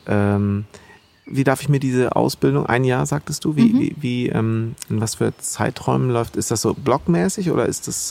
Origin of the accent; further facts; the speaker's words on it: Bad Segeberg, Schleswig-Holstein, Germany; Ich bin da auch in Bad Segeberg groß geworden, zwischen Hamburg und Ostsee